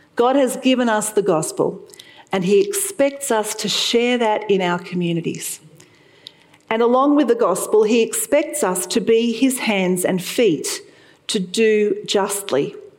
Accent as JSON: {"language": "English", "town": "Sydney", "region": "New South Wales", "country": "Australia", "tie": "born or raised there", "moved": "as an adult", "lives_now": "Toowoomba, Australia", "said": "I lived there for 16 years, and I was born in the Sutherland Shire"}